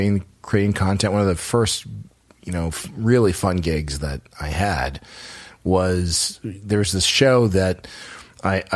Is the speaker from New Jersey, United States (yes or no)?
no; Los Angeles, California, United States; growing up in Los Angeles because everyone, it's a small community if you grow up here